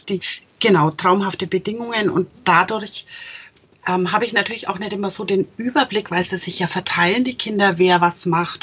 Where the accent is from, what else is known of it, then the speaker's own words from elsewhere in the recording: Franconia, Germany; als Franke.